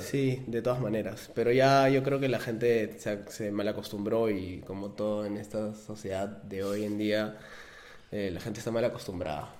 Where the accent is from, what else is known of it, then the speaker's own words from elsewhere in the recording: Peru; nosotros somos peruanos